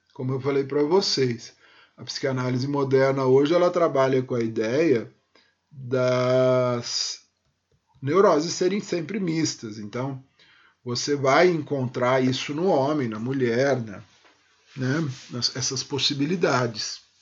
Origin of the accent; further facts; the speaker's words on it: São Paulo, Brazil; eu nasci em São Paulo e me criei em São Paulo